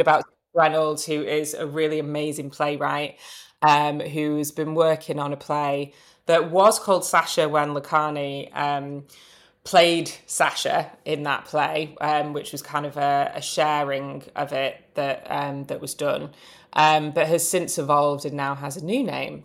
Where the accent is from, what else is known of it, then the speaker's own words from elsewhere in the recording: Manchester, North West England, United Kingdom; moved away; also born or lived in London; I'm originally from Manchester, but I moved back about five years ago